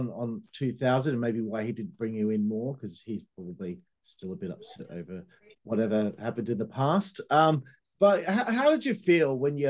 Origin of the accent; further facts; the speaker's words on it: Perth, Western Australia, Australia; at least in my city, Perth